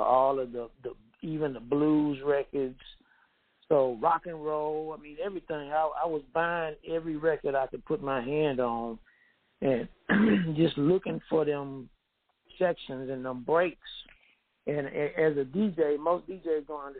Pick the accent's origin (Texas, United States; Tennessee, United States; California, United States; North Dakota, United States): Tennessee, United States; Gadsden; now in Memphis, United States; I'm actually from the country, man, from an itty-bitty small town called Gadsden, Tennessee.